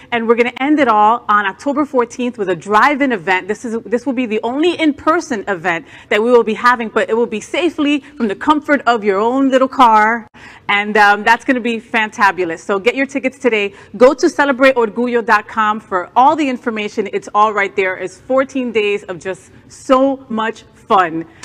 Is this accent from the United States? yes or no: yes; New Jersey, United States; now in Florida, United States; I'm from New Jersey, the armpit of the United States, 20 minutes right from Manhattan